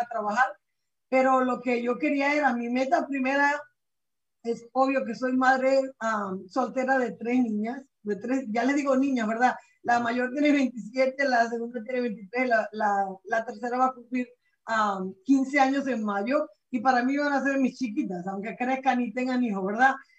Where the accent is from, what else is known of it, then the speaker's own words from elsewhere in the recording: Venezuela; moved away as an adult; now in United States; yo soy de Venezuela, como comentaste, ¿verdad? Yo llegué a este país cuando tenía 20 años